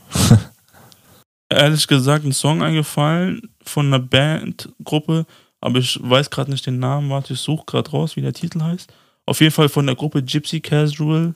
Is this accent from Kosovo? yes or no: yes; Pristina, Kosovo; moved away; in meiner alten Heimat, also wo ich geboren wurde, im Kosovo, in Pristina